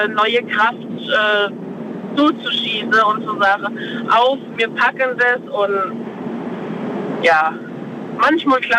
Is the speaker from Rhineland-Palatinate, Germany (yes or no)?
yes; Freisbach, Rhineland-Palatinate, Germany; Aus Freisbach. Bei Speyer.